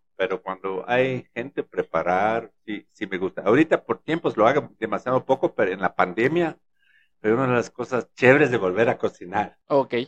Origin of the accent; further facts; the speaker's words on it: Germany; moved away as an adult; also born or lived in Berlin, Germany; now in Ecuador; mi mujer es manaba, yo soy alemán